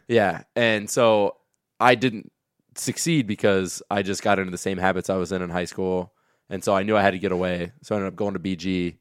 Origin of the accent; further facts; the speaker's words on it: Kenton, Ohio, United States; moved away as an adult; also born or lived in Bowling Green, Ohio; now in Perrysburg, United States; I'm from Kenton, Ohio